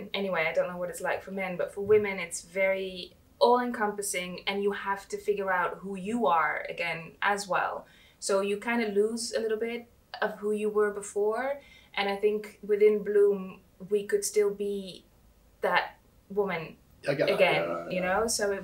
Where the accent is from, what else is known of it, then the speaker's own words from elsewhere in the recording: Netherlands; moved away as an adult; now in United Kingdom; I think we are both not from the UK. So I'm from the Netherlands